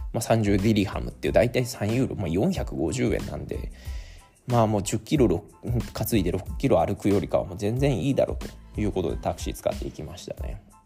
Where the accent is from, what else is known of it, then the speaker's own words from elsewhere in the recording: Mie, Japan; also born or lived in Nagoya, Aichi; 僕はね今は三重県に戻ってるんですけども名古屋も78 7年ぐらい住んでいた